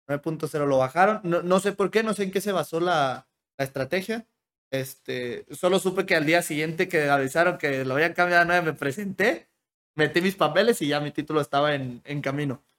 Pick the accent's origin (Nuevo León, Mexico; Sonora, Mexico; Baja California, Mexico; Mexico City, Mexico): Sonora, Mexico; Hermosillo; moved away; nací en Hermosillo porque en Hermosillo la gente es mucho más abierta